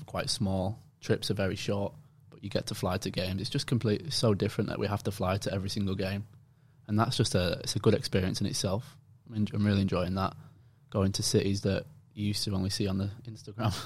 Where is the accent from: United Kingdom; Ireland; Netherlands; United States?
United Kingdom; England; moved away as an adult; now in Australia; that's my accent